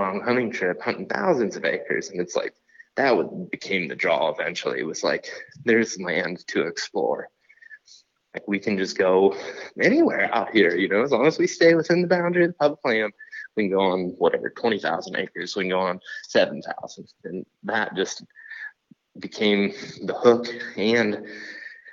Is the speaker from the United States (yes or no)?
yes; Western Ohio, United States; moved away; I grew up in Ohio, Western Ohio